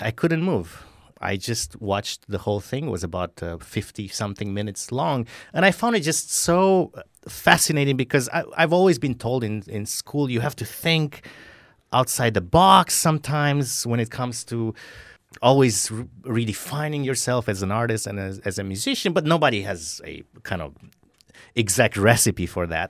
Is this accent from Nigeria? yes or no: no; Romania; moved away; I grew up in Romania